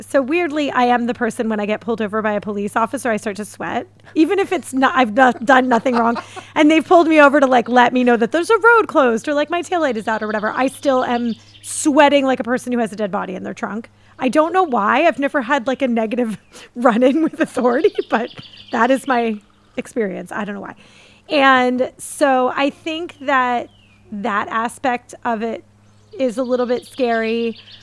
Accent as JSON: {"language": "English", "town": "Philadelphia", "region": "Pennsylvania", "country": "United States", "tie": "born or raised there", "said": "I grew up in Philadelphia"}